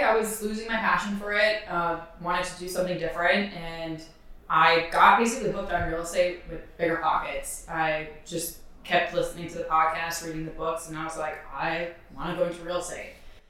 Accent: New York, United States; now in Hoboken, United States; I'm originally from New York, but I currently live in Hoboken, New Jersey. I've been there for about 4 or 5 years now.

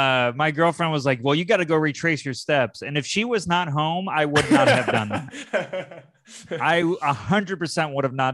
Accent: Syracuse, New York, United States; I'm from Syracuse, New York.

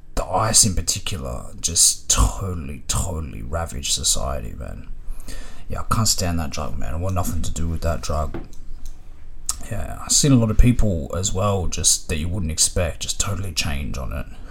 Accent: Melbourne, Victoria, Australia; growing up in Melbourne, the train system was kind of like the veins of the city.

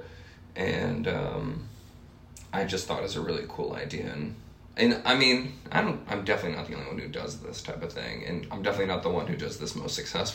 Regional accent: Rhode Island, United States; moved away as an adult; now in Chicago, United States; I'm from Rhode Island

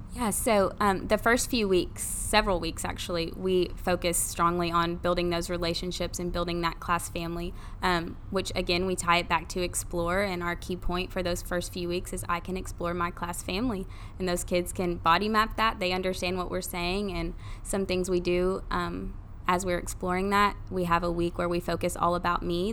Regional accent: Maryville, Tennessee, United States; grew up here, grew up in Maryville.

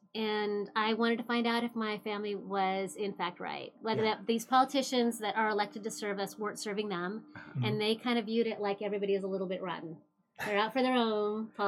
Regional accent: Klamath Falls, Oregon, United States; I'm originally from Klamath Falls, small town, love small town

